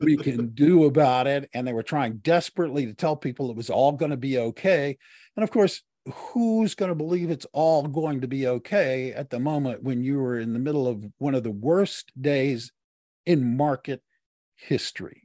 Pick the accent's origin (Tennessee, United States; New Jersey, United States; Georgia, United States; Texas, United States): Texas, United States; I was born in the South and grew up in the South and, uh, was raised primarily in Texas.